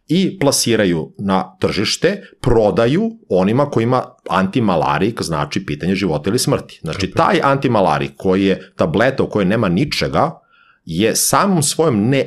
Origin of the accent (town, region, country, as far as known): Serbia